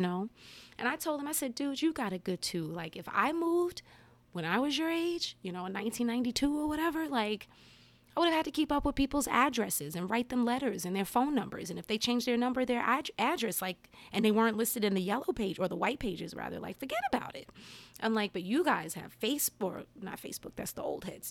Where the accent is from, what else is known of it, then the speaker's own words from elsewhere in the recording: Englewood, New Jersey, United States; moved away as an adult; now in Maryland, United States; I grew up in New Jersey, I moved to Maryland when I was 22, you know, going on 23. So I had my first, you know, 22 years of my life in Jersey.